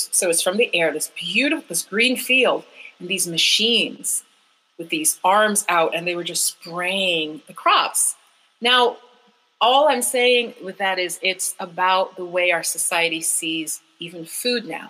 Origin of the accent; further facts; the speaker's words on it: Jamaica; We're a tropical people, I'm saying. I'm from Jamaica